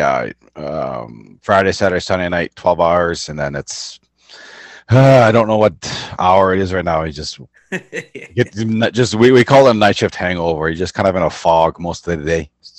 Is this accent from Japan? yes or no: no; Kenora, Ontario, Canada; moved here when I was 2, been resident of Kenora ever since. I work at the mill here. I was graduated high school in Kenora.